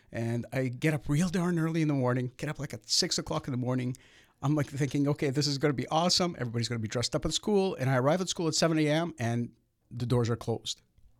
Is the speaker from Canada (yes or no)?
yes; Toronto, Ontario, Canada; I grew up in the Russian area of North Toronto near Bathurst and Steeles area.